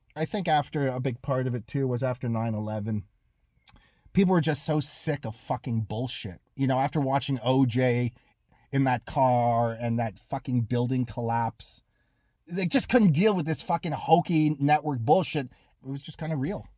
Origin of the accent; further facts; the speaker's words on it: Toronto, Ontario, Canada; moved away as an adult; also born or lived in Los Angeles, United States; I'm a forest hill Jew. But we were the, we were, we were poor. You know, I grew up with billionaires